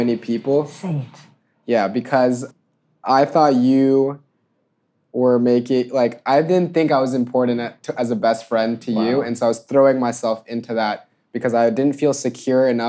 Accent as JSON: {"language": "English", "region": "Georgia", "country": "United States", "tie": "born or raised there", "moved": "yes", "said": "growing up in Georgia"}